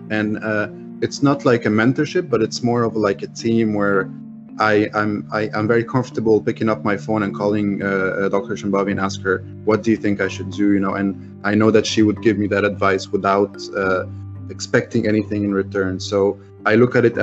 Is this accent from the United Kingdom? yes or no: no; Egypt; English is a second language; being Egyptian